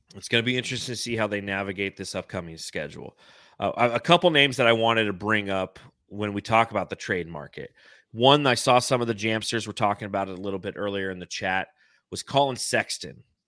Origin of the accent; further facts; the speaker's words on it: Los Angeles, California, United States; moved away; I grew up in the San Fernando Valley